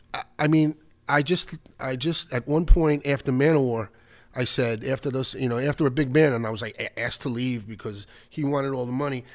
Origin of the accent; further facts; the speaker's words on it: New York City, New York, United States; also born or lived in Rego Park, Queens; when I was really young, growing up in the Bronx